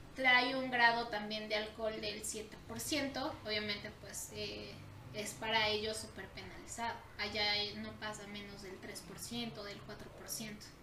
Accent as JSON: {"language": "Spanish", "country": "Mexico", "said": "nosotros como mexicanos"}